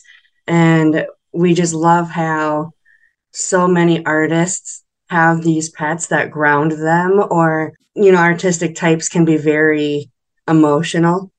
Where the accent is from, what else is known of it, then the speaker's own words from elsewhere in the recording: Minnesota, United States; I grew up in Minnesota